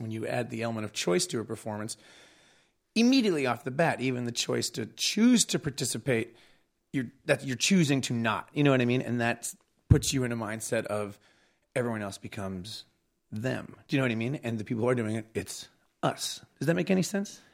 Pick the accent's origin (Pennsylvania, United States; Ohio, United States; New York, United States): New York, United States; Long Island; Long Island where I grew up